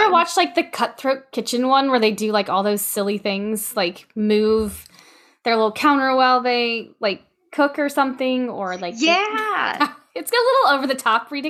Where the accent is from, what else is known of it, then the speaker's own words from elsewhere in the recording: Louisiana, United States; I don't know if it's just because I'm from Louisiana and the air is like stagnant and everything is like brown.